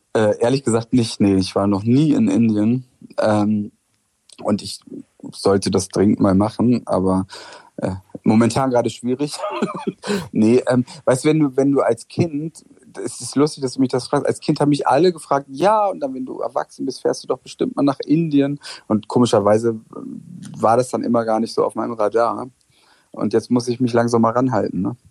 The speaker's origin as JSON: {"language": "German", "region": "West Germany", "country": "Germany", "also_born_or_lived": "Friedrichshain, East Berlin", "moved": "as an adult", "said": "für mich als Wessi"}